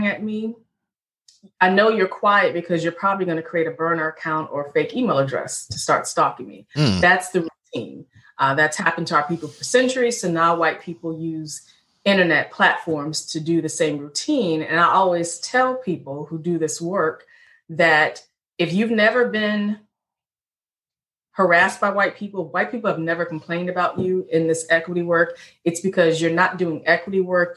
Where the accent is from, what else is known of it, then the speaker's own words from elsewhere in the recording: Richmond, Virginia, United States; I'm an African Black woman born and raised in Richmond, VA, Second Capital Confederacy